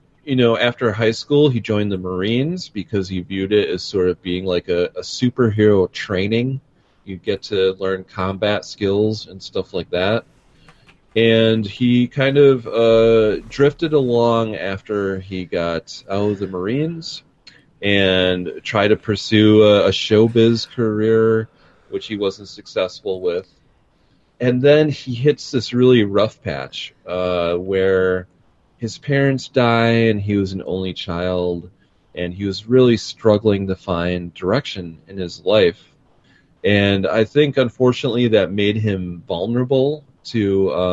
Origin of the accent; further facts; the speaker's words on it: Milwaukee, Wisconsin, United States; here in my hometown